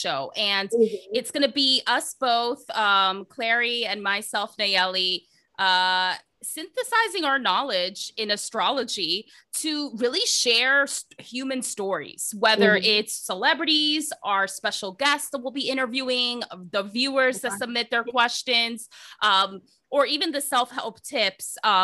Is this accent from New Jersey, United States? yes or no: yes; New Jersey, United States; moved away as an adult; also born or lived in Toronto, Canada; now in Vancouver, Canada; I'm a Jersey girl, just like you. I'm originally from New Jersey